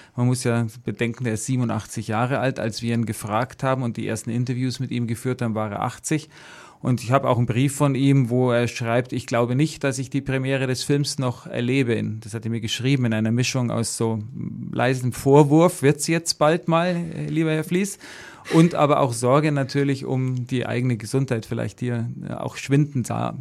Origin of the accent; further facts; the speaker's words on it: Sulzbach-Rosenberg, Bavaria, Germany; ich komme aus der Oberpfalz, aus der, äh, aus Solz-Barosenberg, also dreißig Kilometer von Wackersdorf entfernt